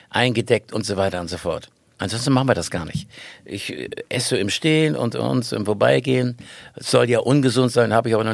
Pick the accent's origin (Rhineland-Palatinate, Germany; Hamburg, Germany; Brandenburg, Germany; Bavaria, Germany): Brandenburg, Germany; Nauen; now in Schleswig-Holstein, Germany; Ich bin eigentlich in Nauen geboren. Da hat er zufällig noch einen Kreissaal aufgetan. War er der Geburtshelfer. Meine Mutter hat ordentlich mitgespielt. Und so bin ich hier aufgewachsen in, in, und dann aus Berlin raus nach Schleswig-Holstein.